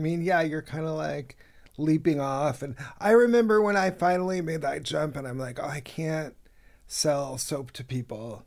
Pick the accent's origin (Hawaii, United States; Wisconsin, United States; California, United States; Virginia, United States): California, United States; Inland Empire; moved away as an adult; also born or lived in New York; I'm from, uh, L A originally. I'm from the Inland Empire, but I lived in New York for about ten or twelve years